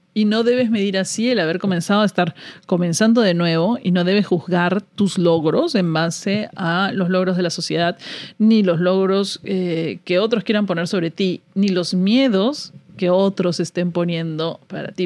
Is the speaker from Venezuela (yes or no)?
no; Peru; moved away as an adult; now in United States; Yo he salido del Perú. Salí de Perú con una visa de trabajo